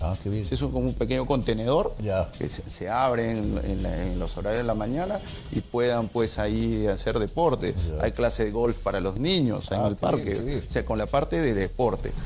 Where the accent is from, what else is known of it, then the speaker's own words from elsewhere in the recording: Peru; como peruano y como funcionario